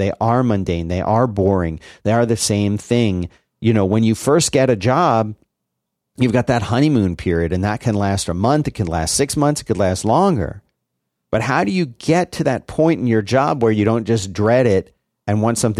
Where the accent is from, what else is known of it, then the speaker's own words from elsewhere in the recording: Philadelphia, Pennsylvania, United States; But the yeah, but there are people like where I grew up in Philly. A barbecue just meant hot dogs and burgers on a grill.